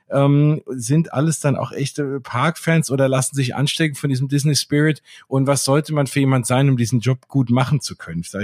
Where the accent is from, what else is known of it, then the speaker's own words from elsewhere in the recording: Germany; naja, also ich komme aus Deutschland, der da arbeitet auch, warum soll ich jetzt mit dem Englisch reden?